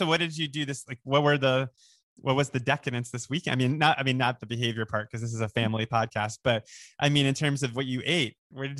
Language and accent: English; New York, United States; moved away as an adult; now in Los Angeles, United States; I'm a New Yorker. Excuse me. I grew up there.